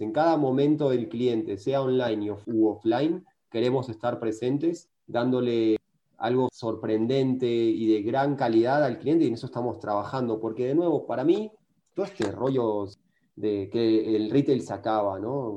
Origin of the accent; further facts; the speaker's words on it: Argentina; moved away as an adult; now in Mexico; siendo argentino, medio argentino y arrogante